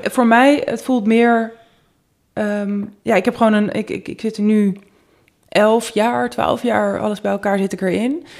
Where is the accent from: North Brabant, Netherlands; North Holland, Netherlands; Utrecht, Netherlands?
North Holland, Netherlands; Amsterdam; Ik kom uit Amsterdam. Ik ben in het centrum opgegroeid.